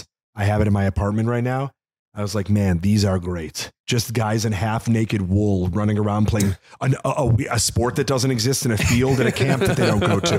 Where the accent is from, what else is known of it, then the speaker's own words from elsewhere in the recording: Illinois, United States; I grew up in Illinois.